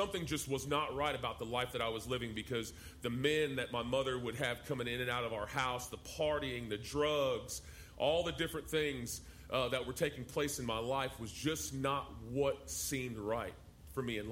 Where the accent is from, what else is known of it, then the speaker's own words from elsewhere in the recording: San Diego, California, United States; also born or lived in Dallas, Texas; I grew up in Southern California, in San Diego, in the ghettos of Southern California